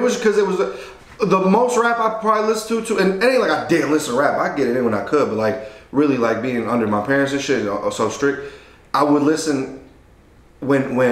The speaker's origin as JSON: {"language": "English", "town": "Detroit", "region": "Michigan", "country": "United States", "tie": "born or raised there", "also_born_or_lived": "Mexico", "said": "We was under the same crib in Southwest. Like, we all grew up together, the cousins"}